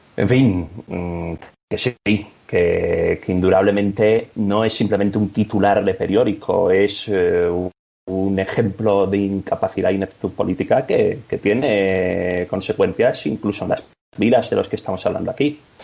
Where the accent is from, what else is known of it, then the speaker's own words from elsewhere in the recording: Cádiz, Andalusia, Spain; also born or lived in Ávila / Madrid; Yo realmente soy de Cádiz